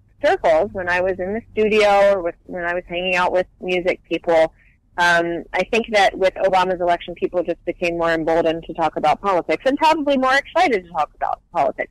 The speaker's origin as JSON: {"language": "English", "town": "Hoover", "region": "Alabama", "country": "United States", "tie": "born or raised there", "also_born_or_lived": "Nashville, Tennessee", "moved": "as an adult", "lives_now": "Los Angeles, United States", "said": "I grew up, technically I was born in Nashville. I lived in Nashville until I was 8, and then we moved to Hoover, which is a suburb outside of Birmingham."}